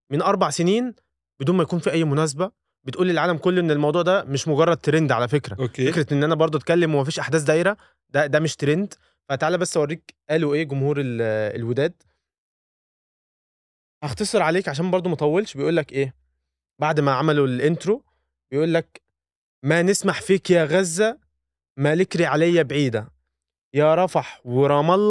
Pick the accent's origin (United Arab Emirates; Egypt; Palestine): Egypt; احنا كمصريين